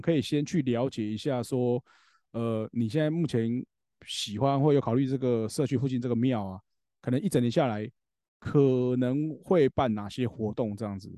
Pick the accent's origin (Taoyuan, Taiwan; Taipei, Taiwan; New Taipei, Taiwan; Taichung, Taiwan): Taoyuan, Taiwan; 像我们桃园这边也是一样